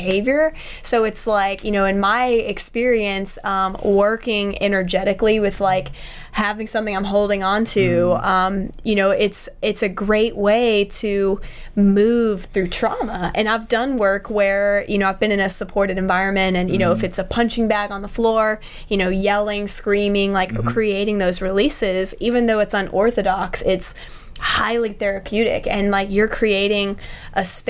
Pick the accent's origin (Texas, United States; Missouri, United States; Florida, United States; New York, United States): Texas, United States; Austin; moved away; I'm from Austin, Texas originally, and every time I go back there